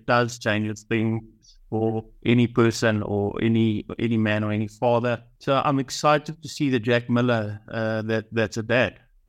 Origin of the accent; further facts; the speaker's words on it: South Africa; I often look at Brad and think Brad's the greatest, which obviously as South African we all do.